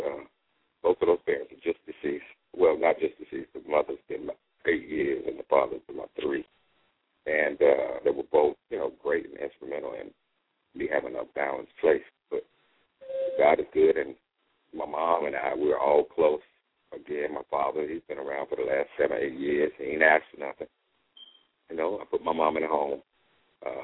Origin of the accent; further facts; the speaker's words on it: Charlotte, North Carolina, United States; moved away as an adult; I came from Charlotte